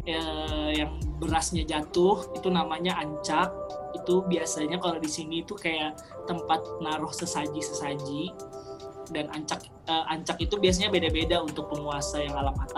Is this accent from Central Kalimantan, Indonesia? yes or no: yes; Sampit, Central Kalimantan, Indonesia; waktu itu aku benar-benar udah terkunci di di Sampit di kampung aku di Kalimantan Tengah gitu